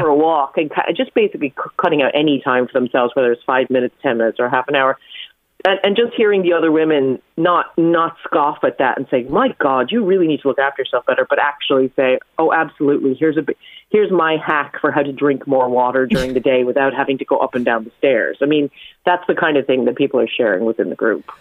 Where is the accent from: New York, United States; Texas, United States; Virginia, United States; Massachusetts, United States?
New York, United States; growing up in New York